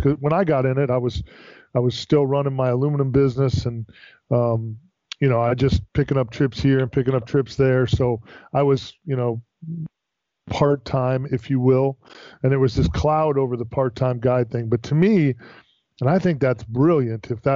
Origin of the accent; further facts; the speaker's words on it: Florida, United States; I'm born and raised in Florida